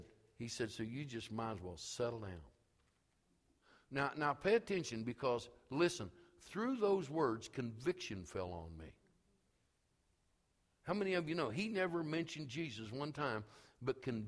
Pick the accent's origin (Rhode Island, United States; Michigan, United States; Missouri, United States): Missouri, United States; St. Joseph; moved away; also born or lived in Elwood / Topeka, Kansas; I was from St. Joseph